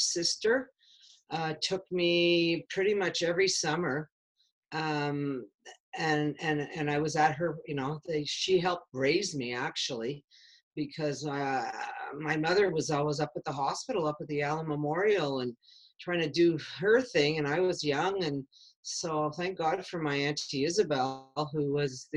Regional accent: Chambly, Quebec, Canada; I grew up in a small town. It wasn't a city, a small town called Chambly, south side of Montreal.

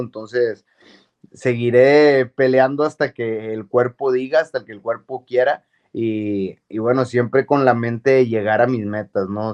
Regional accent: Monterrey, Nuevo León, Mexico; moved away as an adult; also born or lived in New Mexico, United States; a mi Monterrey

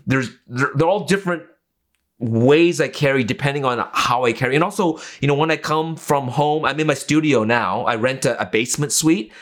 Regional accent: Vancouver, British Columbia, Canada; also born or lived in Okinawa; I grew up in a part of Vancouver, East Vancouver

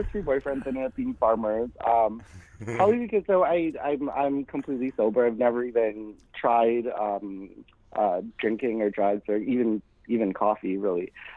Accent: Winnipeg, Manitoba, Canada; I grew up in Winnipeg, Manitoba

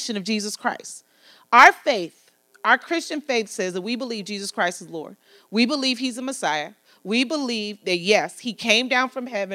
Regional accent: United States; I'm an American

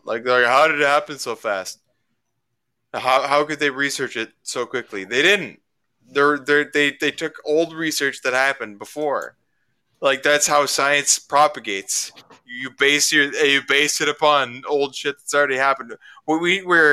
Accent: Ontario, Canada; we're both from Ontario.

